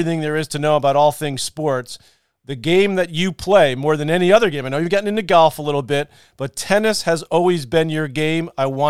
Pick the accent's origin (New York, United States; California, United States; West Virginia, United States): New York, United States; New York City; He lived on the same block as me growing up in Douglaston, in Queens.